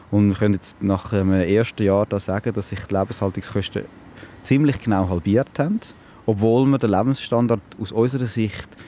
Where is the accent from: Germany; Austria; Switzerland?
Switzerland; Mit Sparkapitalien, alles, was man als Schweizer so hat.